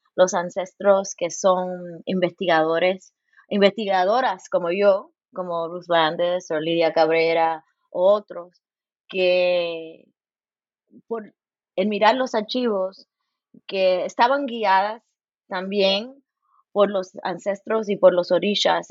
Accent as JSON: {"language": "Spanish", "town": "Los Angeles", "region": "California", "country": "United States", "tie": "born or raised there", "moved": "yes", "lives_now": "Bloomington, United States", "said": "Nací en Los Ángeles"}